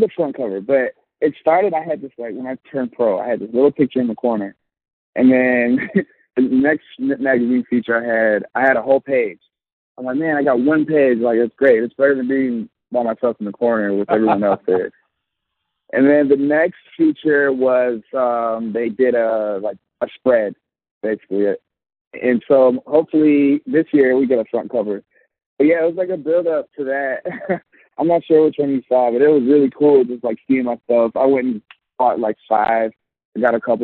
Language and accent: English; Chicago, Illinois, United States; also born or lived in Trinidad and Tobago (family ancestry); I'm from the suburbs of Chicago, west suburbs. I was born in Chicago